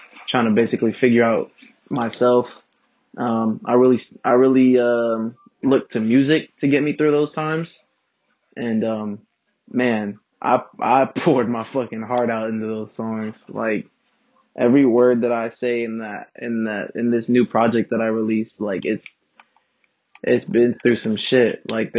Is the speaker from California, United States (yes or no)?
yes; Inland Empire, California, United States; I'm from the Inland Empire. Not really Los Angeles